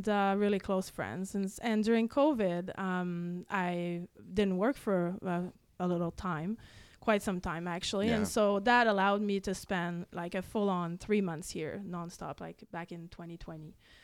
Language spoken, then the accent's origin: English; Quebec, Canada; English is a second language; moved away as an adult; also born or lived in Montreal / Vancouver; now in British Columbia, Canada; I'm from Quebec